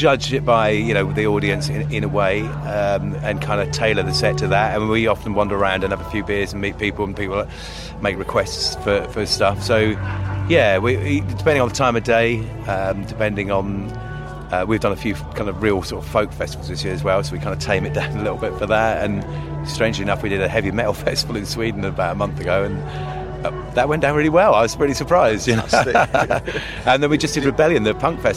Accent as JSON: {"language": "English", "town": "Southampton", "region": "South East England", "country": "United Kingdom", "said": "myself and Paul, we're from Southampton"}